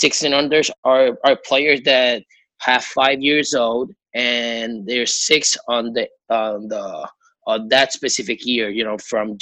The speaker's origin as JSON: {"language": "English", "country": "Puerto Rico", "said": "I'm from Puerto Rico."}